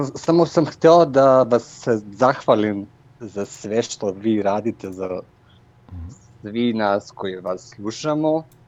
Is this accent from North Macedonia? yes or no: yes; North Macedonia; Croatian is a second language; Ja sam iz Makedonije